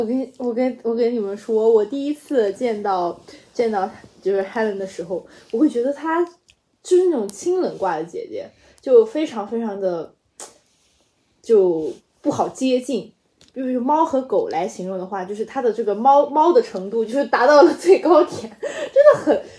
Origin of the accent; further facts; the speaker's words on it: Guizhou, China; 我贵州人嘛，就口音也本来也很像